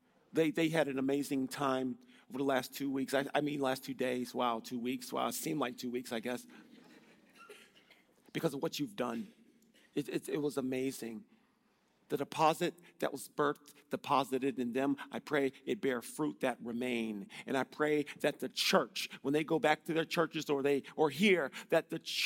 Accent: Illinois, United States; I'm from Illinois in the States.

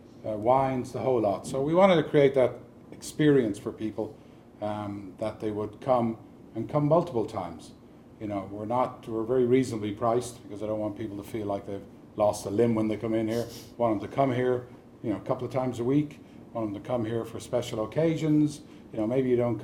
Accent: Dublin, Leinster, Ireland; now in Park Ridge, United States; I was born in Dublin, Ireland. I moved to Park Ridge in 1997.

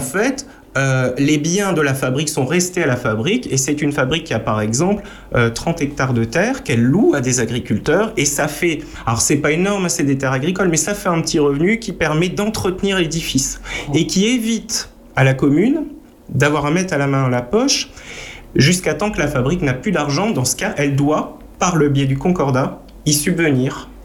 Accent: Marange-Zondrange, Grand Est, France; étant né à la frontière allemande en Moselle, dans une zone concordataire où ces fabriques d'églises existent encore. Je prends l'exemple de mon village natal, 300 euh, habitants.

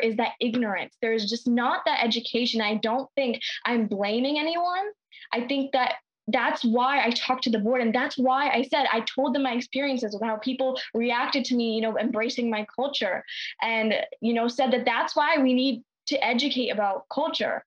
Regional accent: New York, United States; growing up in New York

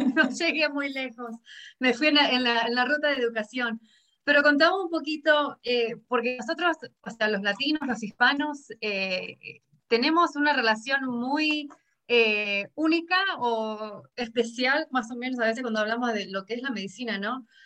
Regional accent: Argentina; now in High Point, United States; yo vengo de Argentina

